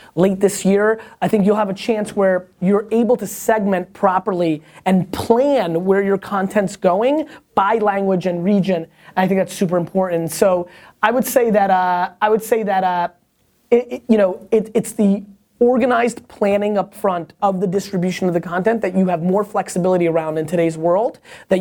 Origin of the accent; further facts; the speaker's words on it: United States; also born or lived in Soviet Union; I grew up in America.